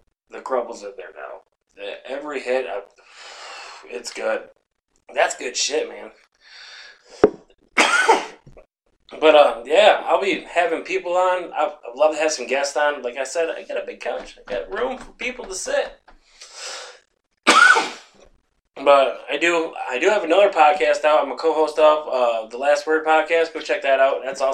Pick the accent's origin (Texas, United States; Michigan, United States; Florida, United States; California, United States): Michigan, United States; Sanford; My hometown, Sanford